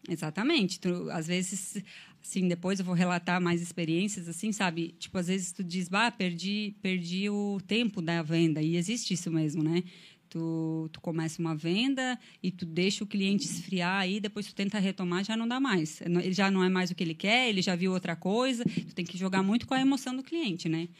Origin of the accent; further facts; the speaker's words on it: Anta Gorda, Rio Grande do Sul, Brazil; moved away as an adult; now in Criciúma, Brazil; Eu sou lá do interior do Rio Grande do Sul, o nome da minha cidade, com muito orgulho, é Antagorda, fica na Serra Gaúcha